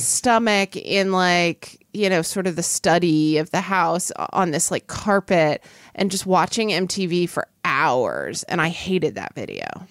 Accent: Oklahoma, United States; moved away; the oil and natural gas industry in my home state

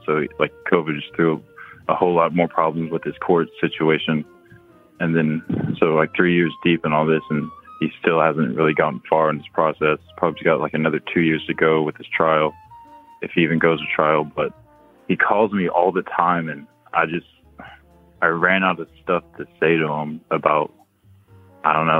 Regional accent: Oklahoma, United States; we're Native American, like in Oklahoma

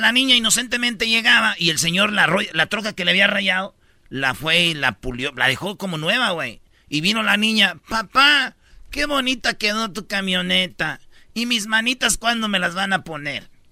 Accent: Michoacán, Mexico; yo soy de Michoacán

